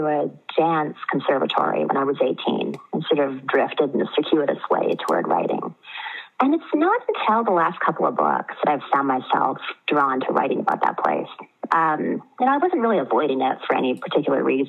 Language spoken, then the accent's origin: English; Vancouver Island, Denman Island, British Columbia, Canada; moved away as an adult; I was born on Vancouver Island, British Columbia